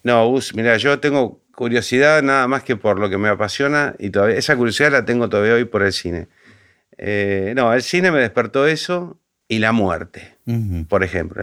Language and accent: Spanish; Argentina; now in Buenos Aires, Argentina; mi pueblo